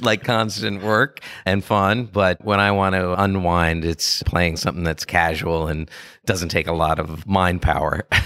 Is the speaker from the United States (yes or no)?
yes; Washington, District of Columbia, United States; I grew up in D C, and I was in the city, and it was a great place to grow up.